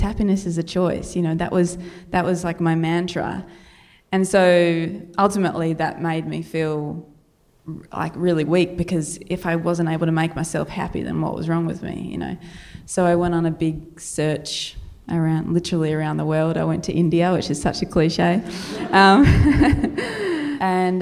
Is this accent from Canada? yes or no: no; Australia; accent: Australian, ocker; my Australian accent